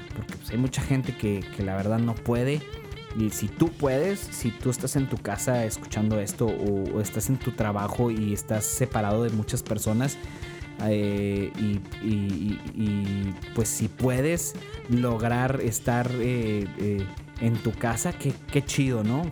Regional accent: northern Mexico, Mexico; accent: norteño; mi acento es norteño

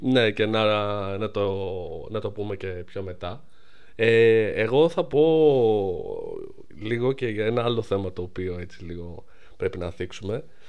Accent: Greece; όλοι σαν Έλληνες

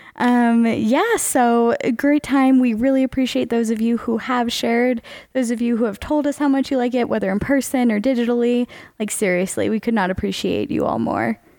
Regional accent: Charlotte, North Carolina, United States; growing up in Charlotte, North Carolina

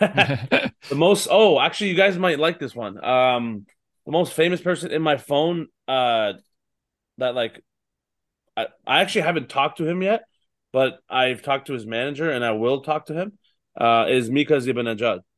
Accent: Toronto, Ontario, Canada; my hometown in, in, uh, Scotiabank Arena

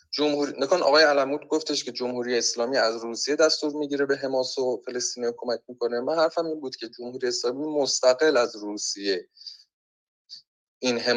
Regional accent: Iran; اگه از من به عنوان یک ایرانی سوال بشه که آقا نظرت در مورد این نزاع هفتاد ساله چیه پاسخ من به عنوان یک ایرانی اینه که این نزاع اصلا به ما هیچ ربطی نداره

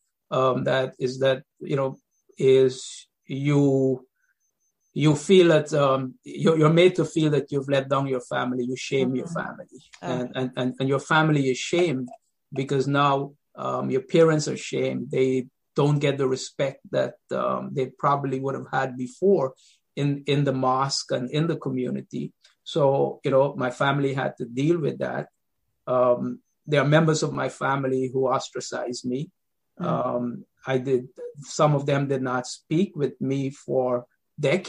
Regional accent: Guyana; now in Queens, New York, United States; I come from Guyana, South America. That's where I was born.

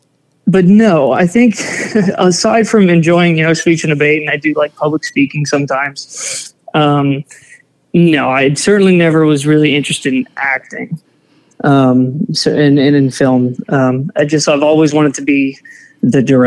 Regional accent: Lafayette, Louisiana, United States; I was born and raised in Lafayette, Louisiana. Still live here now

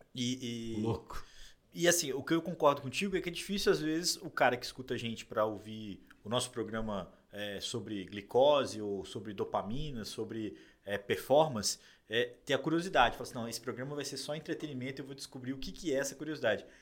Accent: Juiz de Fora, Minas Gerais, Brazil; moved away as an adult; now in São Paulo, Brazil; Eu já não voltei para Juiz de Fora, que é minha cidade natal

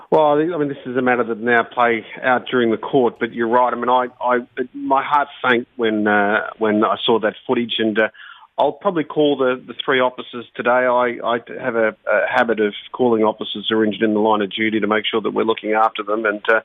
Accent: Bankstown, New South Wales, Australia; I grew up in Bankstown

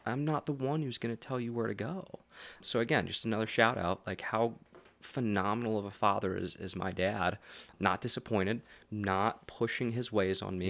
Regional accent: Lebanon, Pennsylvania, United States; I grew up, uh, in Lebanon. Um, I went to Elko, so we were that Shapers Town area

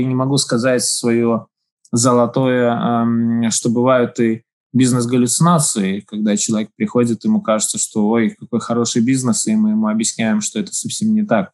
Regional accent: Daugavpils, Latvia; я родился в Долгопилсе, я здесь живу, здесь моя семья

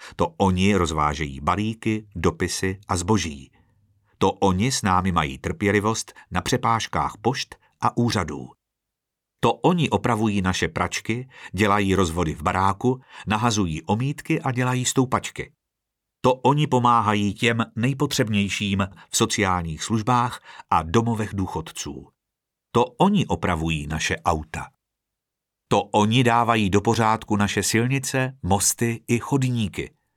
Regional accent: Czechia; Jsem Čech a jsem hrdý Čech

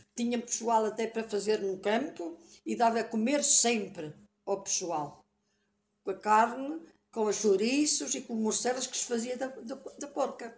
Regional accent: Portugal; also born or lived in Passo; Nasci ali no Cruzeiro, ali naquela casa que hoje está.

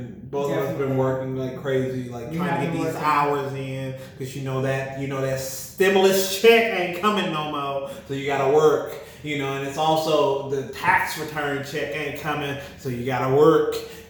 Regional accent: Miami, Florida, United States; also born or lived in Birmingham, Alabama; She's from Mobile. I'm from Miami and Birmingham.

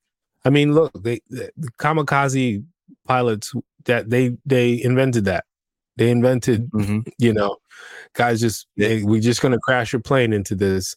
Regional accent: New York City, New York, United States; as a New Yorker, you have to look like you know where you're going.

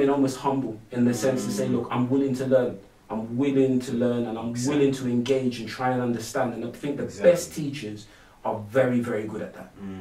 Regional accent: London, United Kingdom; I'm a Londoner through and through. I'm from East London, so I was very lucky to be raised in a very multicultural community

